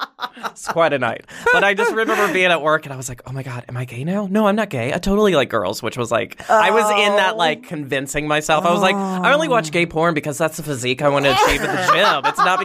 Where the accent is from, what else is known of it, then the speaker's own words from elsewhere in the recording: Virginia, United States; I'm from the South. I'm from Virginia, and sometimes I say set instead of sit.